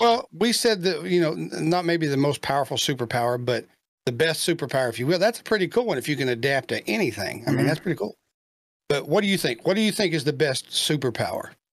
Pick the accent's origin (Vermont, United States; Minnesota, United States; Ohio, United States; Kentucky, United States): Kentucky, United States; he's from my home state